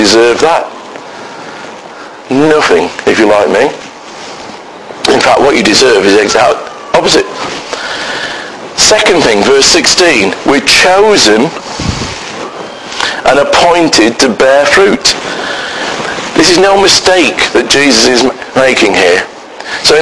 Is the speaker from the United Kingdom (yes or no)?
yes; United Kingdom; We are so British